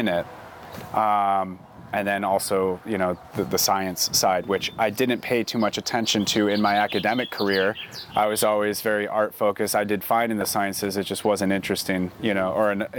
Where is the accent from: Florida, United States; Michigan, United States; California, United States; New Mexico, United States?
Michigan, United States; Traverse City; now in Oregon, United States; I'm originally from Michigan, born and raised Traverse City